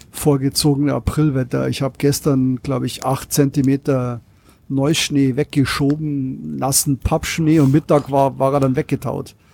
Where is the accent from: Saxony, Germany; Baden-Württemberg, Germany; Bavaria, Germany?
Bavaria, Germany; Penzberg; Äh, ich bin ja aus Penzberg und bei mir ist der TÜV äh, Niederlassung in Penzberg.